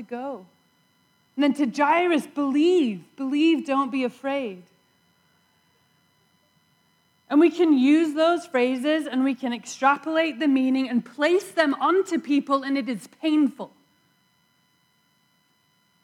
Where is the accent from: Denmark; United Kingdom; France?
United Kingdom; England; born or raised there; moved away